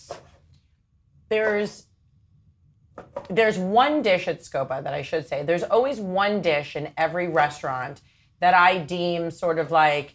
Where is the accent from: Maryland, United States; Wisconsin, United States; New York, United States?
New York, United States; Long Island; moved away; I'm from Long Island